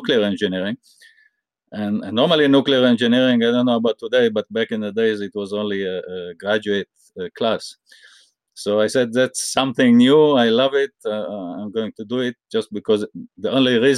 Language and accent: English; Israel; I grew up in Israel